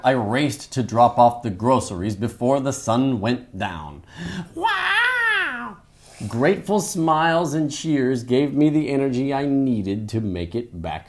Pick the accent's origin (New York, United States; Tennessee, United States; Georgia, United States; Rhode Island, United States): Rhode Island, United States; Where I grew up in Rhode Island, it took over a week for snow plows to get to our street.